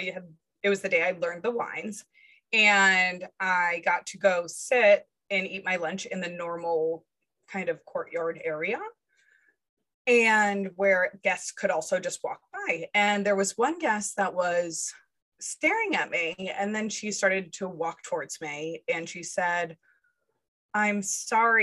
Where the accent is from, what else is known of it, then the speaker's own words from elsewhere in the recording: Rhode Island, United States; I was born and raised in Rhode Island